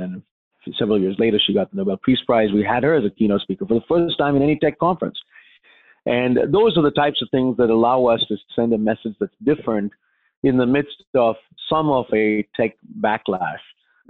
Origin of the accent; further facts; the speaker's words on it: India; now in United States; I grew up in India around poverty, and I saw slums and shelters and people homeless.